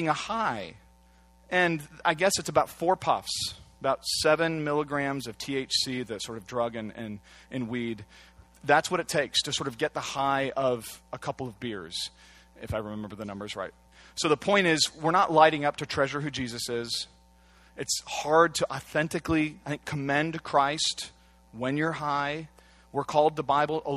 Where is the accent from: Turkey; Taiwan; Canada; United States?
United States; Santa Cruz, California; moved away; also born or lived in Washington, D.C.; I come from Santa Cruz